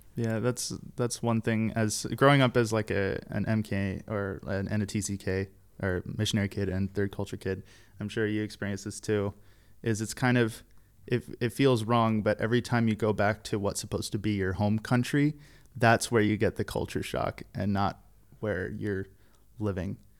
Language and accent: English; Southwest Ohio, United States; now in Czech Republic